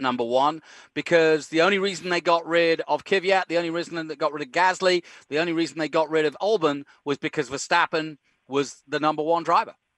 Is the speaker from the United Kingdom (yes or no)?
yes; England, United Kingdom; now in Austin, United States; I grew up in England